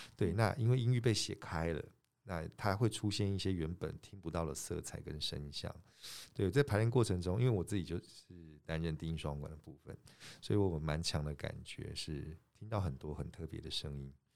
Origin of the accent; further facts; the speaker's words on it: Taiwan; 我们就是在这个地方长大嘛